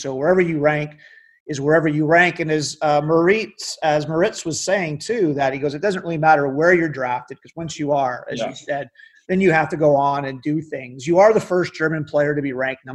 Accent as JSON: {"language": "English", "country": "Canada", "also_born_or_lived": "Windsor", "said": "I'm a Canadian"}